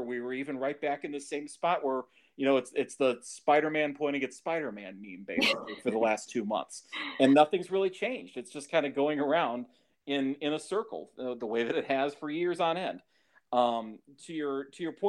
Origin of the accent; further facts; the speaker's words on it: Cleveland, Ohio, United States; moved away; I grew up in Cleveland